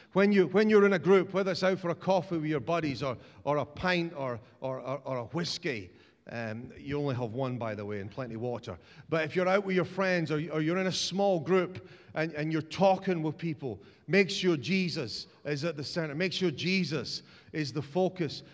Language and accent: English; Dundee, Scotland, United Kingdom; I'm from Dundee